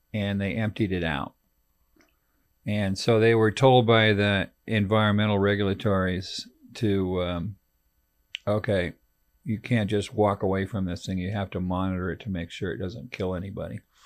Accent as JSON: {"language": "English", "region": "California", "country": "United States", "also_born_or_lived": "Texas", "moved": "yes", "said": "I'm, I'm from California"}